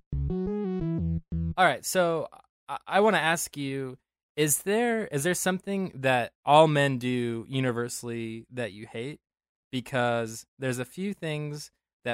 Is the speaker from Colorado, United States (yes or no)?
yes; Denver, Colorado, United States; I grew up in Denver